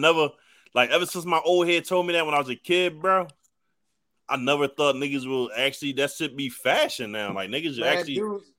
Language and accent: English; Philadelphia, Pennsylvania, United States; I was growing up in West Philly